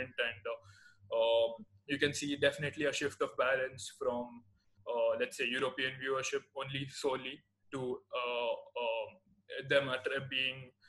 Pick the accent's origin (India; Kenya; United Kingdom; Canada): India; Hyderabad, Telangana; also born or lived in Belgium; so I'm from Hyderabad and my city's club is Hyderabad FC